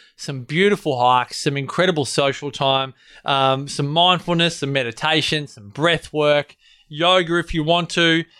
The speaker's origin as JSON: {"language": "English", "country": "Australia"}